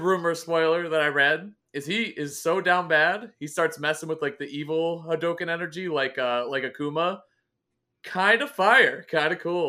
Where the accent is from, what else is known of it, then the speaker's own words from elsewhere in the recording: New York, United States; And I grew up in New York.